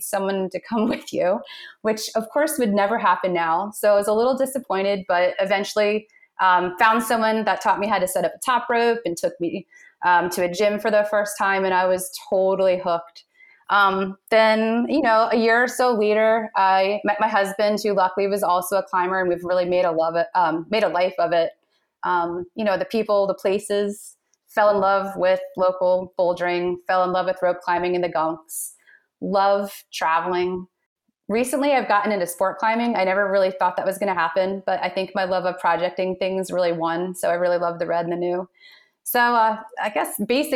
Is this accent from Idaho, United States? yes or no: no; Quakertown, Pennsylvania, United States; I'm from Quakertown, Pennsylvania, which is in Bucks County